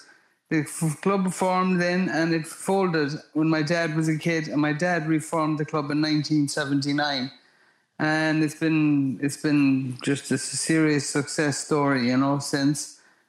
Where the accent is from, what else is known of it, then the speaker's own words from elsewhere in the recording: Geesala, Connacht, Ireland; moved away as an adult; now in United States; I was a kid from Gisala